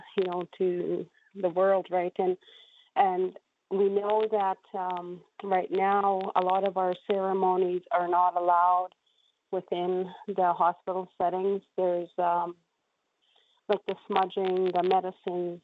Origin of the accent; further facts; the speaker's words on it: Saskatchewan, Canada; was birthed within our community 55 years ago, 1966.